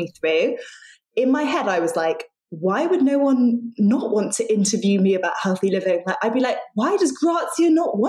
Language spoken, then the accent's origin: English; London, United Kingdom; moved away as an adult; also born or lived in Sydney, Australia; I grew up in London, but left and moved to Australia, to Sydney, and went to university there.